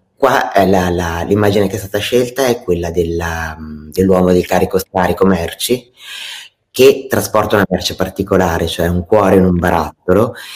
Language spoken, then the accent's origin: Italian; Italy; essendo nata e cresciuta in Italia